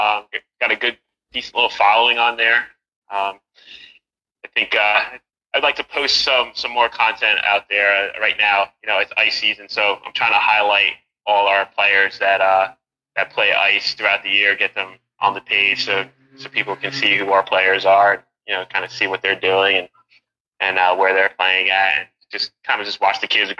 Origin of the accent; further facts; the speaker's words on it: New Jersey, United States; moved away as an adult; also born or lived in New York / Rockland County, New York; now in Pennsylvania, United States; Born in New York, grew up in New Jersey, New York sports fan.